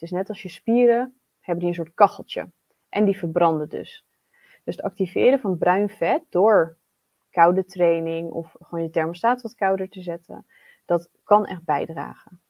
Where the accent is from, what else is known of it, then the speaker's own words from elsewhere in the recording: Netherlands; wij als Nederlanders